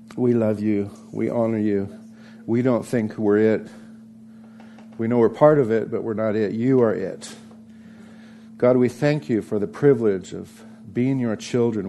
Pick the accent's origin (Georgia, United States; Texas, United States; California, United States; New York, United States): California, United States; Santa Barbara; growing up in Santa Barbara, California, with my two older sisters